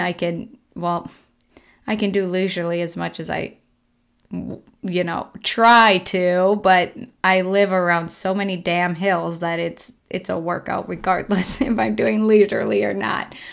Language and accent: English; Colby, Minnesota, United States; now in Rochester, United States; I just went back to my hometown, Colby, this last weekend, which is a three-hour drive, roughly a three-hour drive from Rochester here